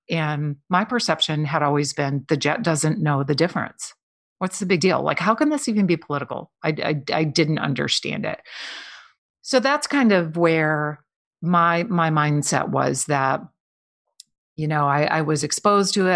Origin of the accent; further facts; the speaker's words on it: Midwest, United States; I grew up in the Midwest